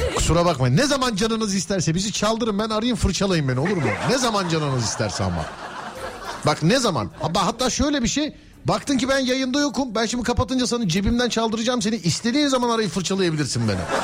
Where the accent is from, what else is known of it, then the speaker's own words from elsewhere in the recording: Istanbul, Turkey; ben de bir İstanbullu olarak